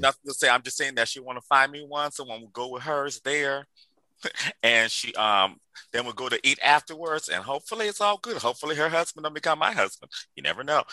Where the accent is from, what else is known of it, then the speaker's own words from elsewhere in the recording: Liberia; moved away; I grew up in Liberia, West Africa, the first independent country in on African continent